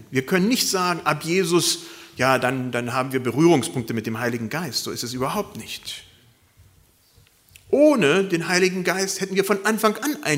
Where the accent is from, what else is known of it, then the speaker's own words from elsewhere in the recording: Germany; und das erfahren wir als Deutsche vielleicht ganz wenig